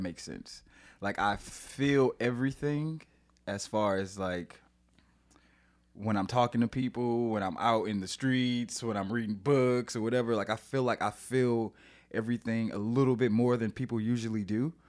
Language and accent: English; St. Louis, Missouri, United States; moved away as an adult; now in San Diego, United States; I am from Saint Louis, Missouri. Um, I actually live in San Diego now